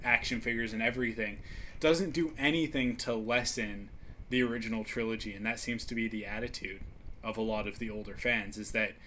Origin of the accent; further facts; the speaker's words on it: Canada; me being the Canadian